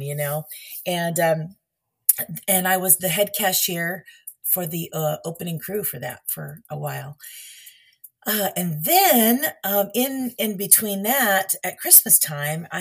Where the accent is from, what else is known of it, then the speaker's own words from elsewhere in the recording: California, United States; moved away as an adult; also born or lived in Oregon; now in Florida, United States; I was born and raised on the West Coast